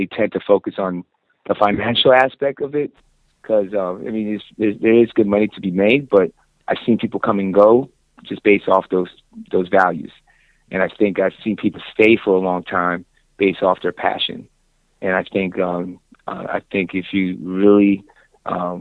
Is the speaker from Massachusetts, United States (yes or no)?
no; Orlando, Florida, United States; moved away as an adult; finally ended up back to my hometown here in Orlando